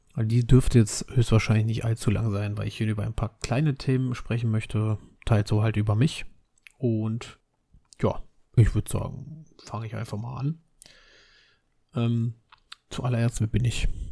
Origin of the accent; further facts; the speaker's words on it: Berlin, Germany; Ich bin Berliner